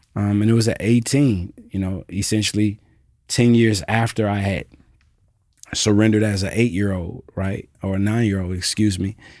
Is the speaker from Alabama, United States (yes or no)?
no; Alpharetta, Georgia, United States; also born or lived in Jackson, Mississippi / College Park, Georgia; now in Memphis, United States; I am from Jackson, Mississippi originally. I was raised thirty minutes north of Atlanta in Alpharetta, Georgia